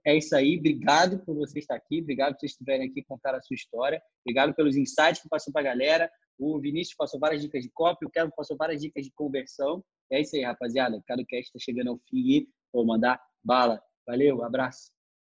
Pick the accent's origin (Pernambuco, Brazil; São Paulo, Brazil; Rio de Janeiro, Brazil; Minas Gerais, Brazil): Rio de Janeiro, Brazil; São Gonçalo; Eu também, pô, saí de São Gonçalo